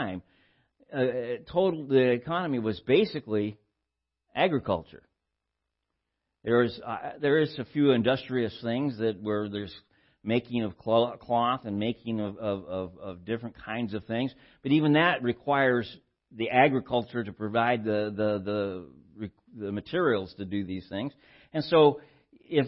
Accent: Southern California, United States; born or raised there

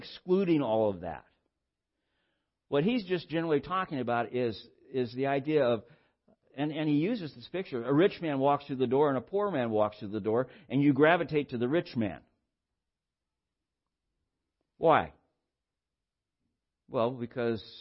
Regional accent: Santa Barbara, California, United States; where I grew up in Santa Barbara, we had a bus system

